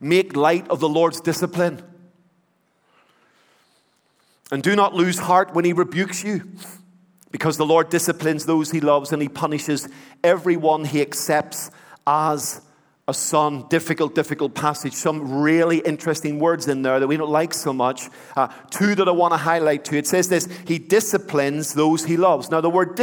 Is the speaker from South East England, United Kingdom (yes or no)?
no; Belfast, Northern Ireland, United Kingdom; When I was a boy, I grew up in the Troubles in Belfast.